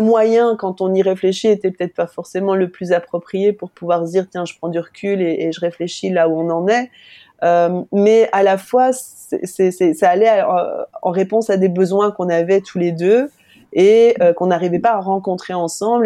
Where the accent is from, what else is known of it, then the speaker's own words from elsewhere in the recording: France; now in Belgium; Je suis française en Belgique